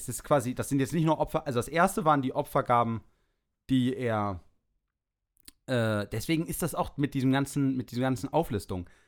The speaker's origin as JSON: {"language": "German", "region": "Berlin", "country": "Germany", "said": "Ich komme aus Berlin, Wilmersdorf."}